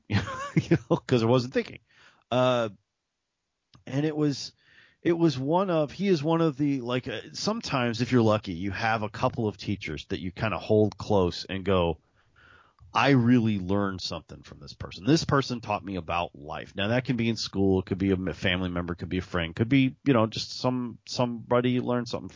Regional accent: Texas, United States; I'm a schmuck from Texas with a podcast

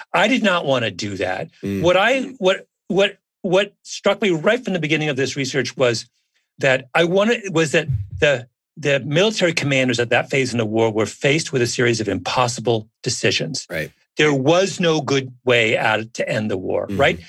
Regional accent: Canada; I'm a Canadian.

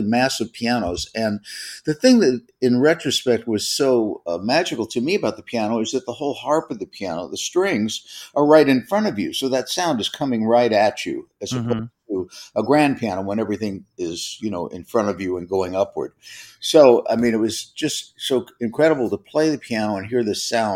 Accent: Los Angeles, California, United States; I'm from the Los Angeles area. The first house that I lived in was in Studio City.

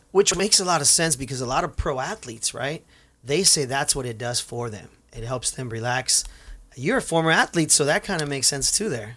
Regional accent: Santa Ana, California, United States; for us Santaneros that were born and raised there, when we see the name, it reminds us of us growing up in Santa Ana

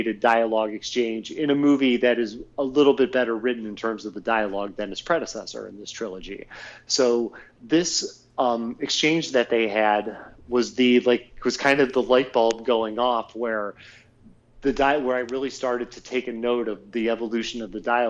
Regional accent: Ohio, United States; now in California, United States; being from Ohio, then here in California

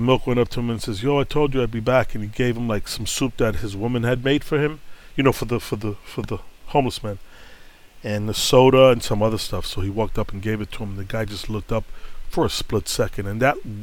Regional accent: New York City, New York, United States; moved away; I'm born and bred in Brooklyn, so I know the pulse

